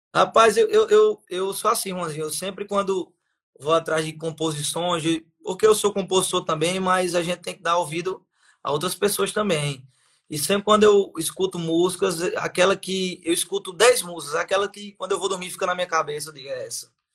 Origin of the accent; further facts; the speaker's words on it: Piancó, Paraíba, Brazil; now in Patos, Brazil; Piancó, minha cidade natal